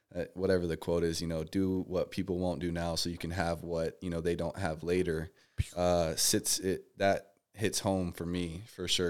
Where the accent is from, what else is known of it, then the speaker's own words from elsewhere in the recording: Las Vegas, Nevada, United States; moved away as an adult; now in Texas, United States; I was born and raised out here in Vegas